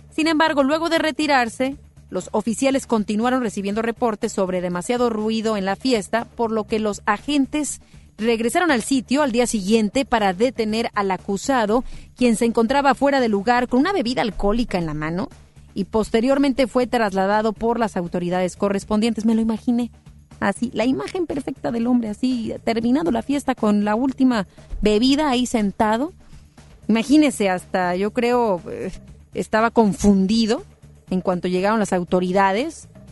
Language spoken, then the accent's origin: Spanish; Mexico; somos mexicanos